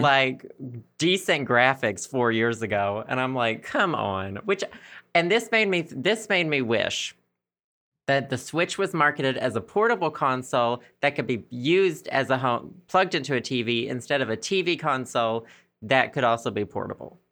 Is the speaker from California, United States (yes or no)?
no; Arkansas, United States; accent: Southern; also born or lived in Philadelphia, United States; my especially Southern accent